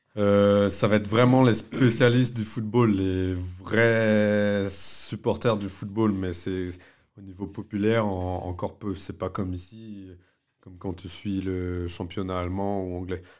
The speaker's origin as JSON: {"language": "French", "country": "France", "tie": "born or raised there", "said": "Je suis né en France"}